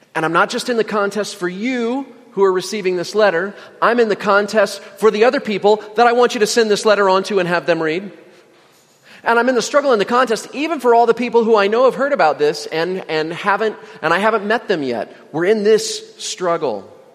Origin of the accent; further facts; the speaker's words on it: Indiana, United States; moved away; also born or lived in Virginia; I lived in Virginia for nine years, even though I'm from Indiana